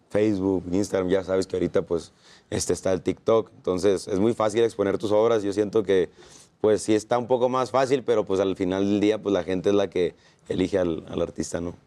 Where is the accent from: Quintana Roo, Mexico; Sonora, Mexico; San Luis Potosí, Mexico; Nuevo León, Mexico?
Sonora, Mexico; mi tierra, Sonora